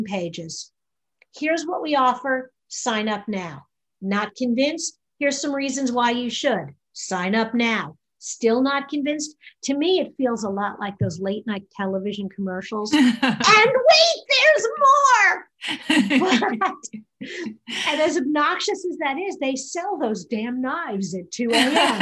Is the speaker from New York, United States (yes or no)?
yes; New York, United States; now in Indiana, United States; I'm originally from New York